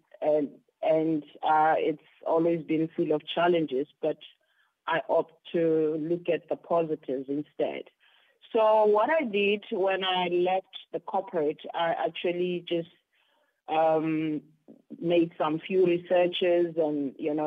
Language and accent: English; Johannesburg, Gauteng, South Africa; also born or lived in Carletonville; now in Cape Town, South Africa; born and bred in Johannesburg, Soweto. It's my hometown where I was born. But I partly also grew up in Carltonville, where my parents worked